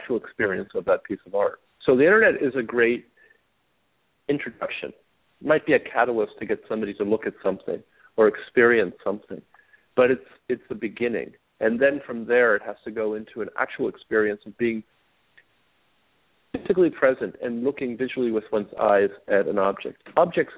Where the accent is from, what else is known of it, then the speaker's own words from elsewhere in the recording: Italy; moved away; I was exposed to art at a very early age because I grew up in Europe, in Italy.